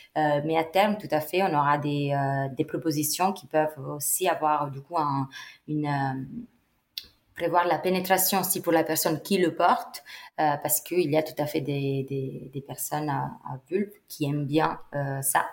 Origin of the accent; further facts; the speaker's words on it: Italy; now in Paris, France; j'ai 31 ans, je suis italienne, euh, mais j'ai fait euh, toutes mes études euh, et ma vie professionnelle ici en France.